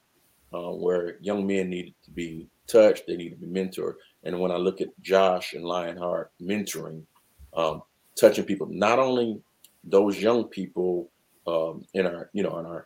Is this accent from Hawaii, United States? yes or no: no; Newport News, Virginia, United States; I grew up in Newport News, Virginia, mm-hmm. 757